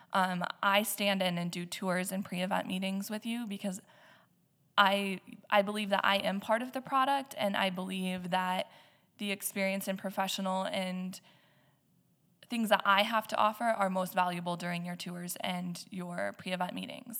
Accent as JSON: {"language": "English", "region": "Nebraska", "country": "United States", "moved": "yes", "lives_now": "Black Hills, South Dakota, United States", "said": "I am originally from Shatter, Nebraska, but the hills have always been a part of my life"}